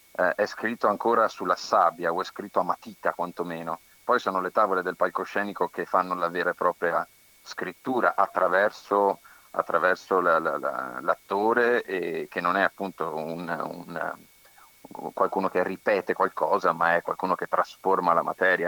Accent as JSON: {"language": "Italian", "area": "the plain between Vicenza and Padua", "region": "Veneto", "country": "Italy", "also_born_or_lived": "Verona", "said": "sono nella, mh, pianura tra, tra Vicenza e Padova"}